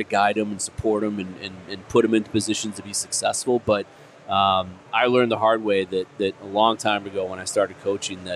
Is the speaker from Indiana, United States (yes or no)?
yes; Indianapolis, Indiana, United States; moved away; I grew up in Indianapolis